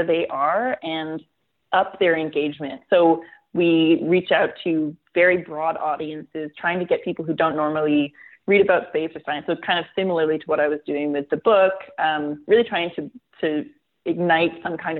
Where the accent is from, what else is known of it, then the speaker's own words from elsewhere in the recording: Canada; I'm Canadian. I live in Canada